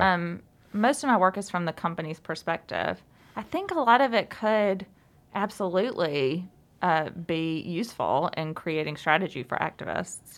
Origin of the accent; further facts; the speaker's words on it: Alabama, United States; moved away; I'm from Alabama